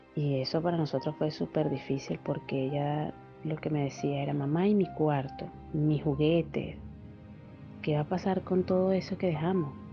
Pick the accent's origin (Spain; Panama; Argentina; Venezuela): Venezuela; moved away as an adult; also born or lived in Ibarra, Ecuador; now in Peru; Salí de Venezuela un 2 de septiembre después del cumpleaños de mi hija